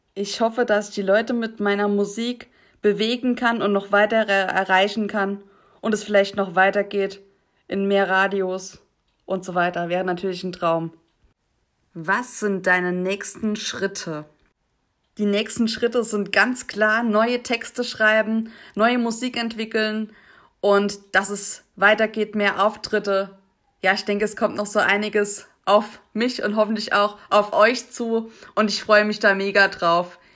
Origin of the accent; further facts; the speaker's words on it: Saarland, Germany; ich komme aus dem Saarland